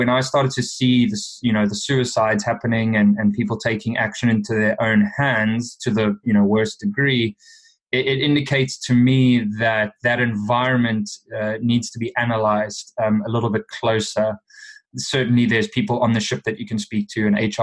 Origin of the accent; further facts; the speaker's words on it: South Africa; moved away as an adult; Growing up in South Africa